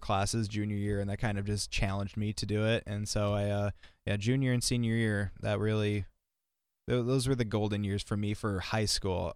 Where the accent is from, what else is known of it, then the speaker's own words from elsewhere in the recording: Milbank, South Dakota, United States; also born or lived in Las Vegas, Nevada; I literally spent half my life in Vegas and half my life in Milbank. Like, I moved here when I was nine